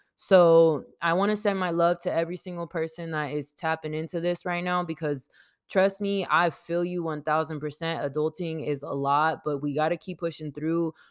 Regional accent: San Diego, California, United States; I grew up in San Diego, California, not born here, but I was raised here

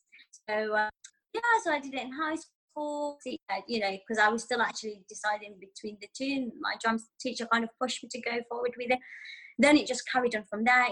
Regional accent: Yemen; first language Arabic; English is a second language; moved away; I could even speak proper English because obviously I'm from Yemen.

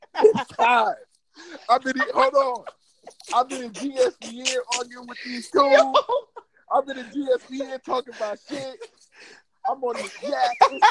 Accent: St. Louis, Missouri, United States; I'm from St. Louis

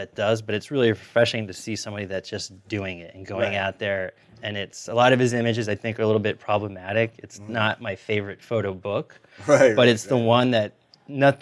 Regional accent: Jersey City, New Jersey, United States; I grew up in Jersey City during that time as well

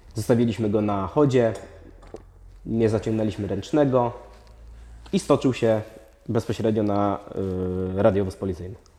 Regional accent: Opole, Opole Voivodeship, Poland; jesteśmy z Opola

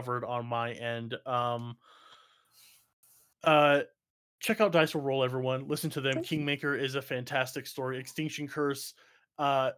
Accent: United States; I'm American

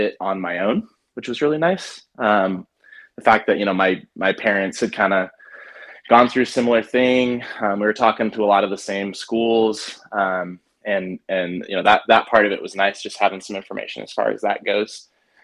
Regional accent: Salem, Oregon, United States; I was born and raised in Salem.

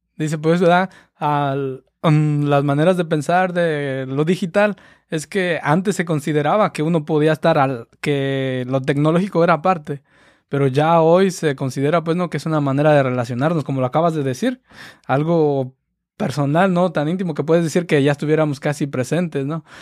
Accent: Cherán, Michoacán, Mexico; Del mismo pueblo de allá donde yo soy, de Cherán.

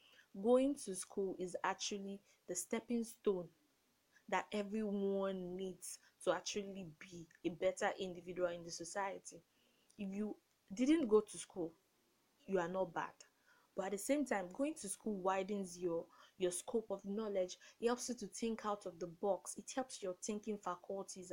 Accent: Nigeria; I grew up in Nigeria

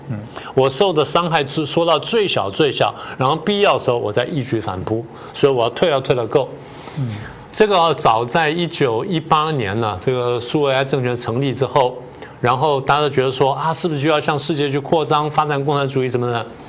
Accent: Taiwan; 我们台湾人

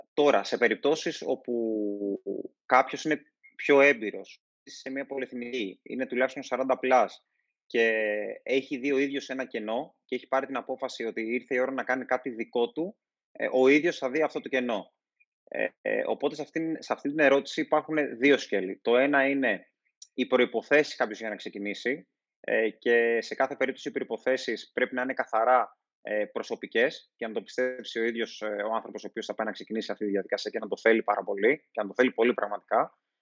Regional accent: Thasos, East Macedonia and Thrace, Greece; στο νησί μου που είναι η Θάσο

